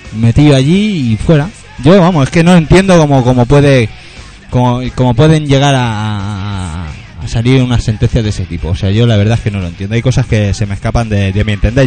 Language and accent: Spanish; Catalonia, Spain; nosotros somos catalanes